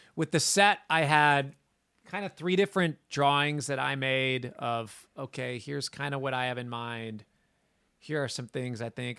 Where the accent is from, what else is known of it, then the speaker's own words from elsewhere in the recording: Minnesota, United States; I grew up in Minnesota